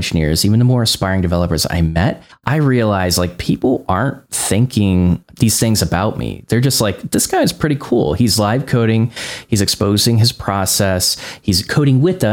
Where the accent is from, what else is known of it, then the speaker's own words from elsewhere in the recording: Northwest Indiana, United States; I grew up in Northwest Indiana and I was trying to find a developer job while I was learning in Northwest Indiana